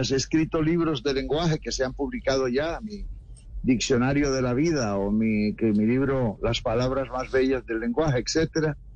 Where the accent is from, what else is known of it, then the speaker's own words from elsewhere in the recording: San Bernardo del Viento, Córdoba, Colombia; now in Cartagena, Colombia; en el departamento de Córdoba, mi pueblo hermoso e inolvidable